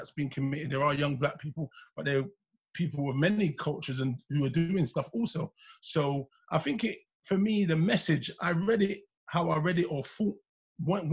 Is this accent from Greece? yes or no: no; England, United Kingdom; I'm a proud English Jamaican